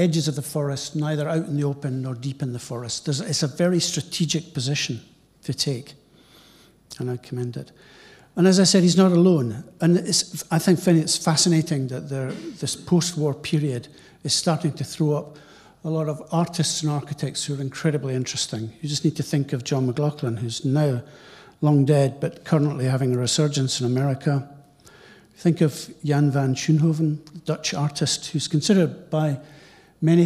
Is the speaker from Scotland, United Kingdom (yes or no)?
yes; East Coast of Scotland, United Kingdom; I'm from the East Coast